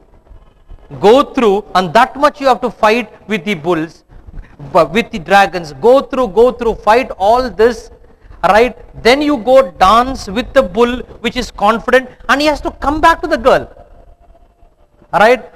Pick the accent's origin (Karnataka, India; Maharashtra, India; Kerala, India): Karnataka, India; Bangalore; I come from Bangalore